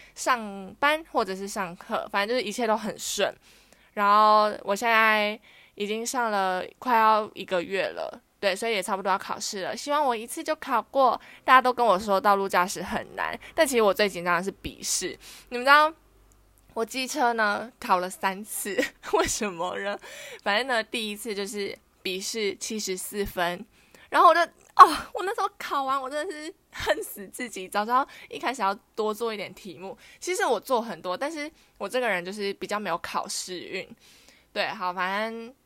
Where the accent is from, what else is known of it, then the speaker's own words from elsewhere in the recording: Taichung, Taiwan; moved away as an adult; now in Taipei, Taiwan; 因为我本身是台中人嘛，所以家人都在台中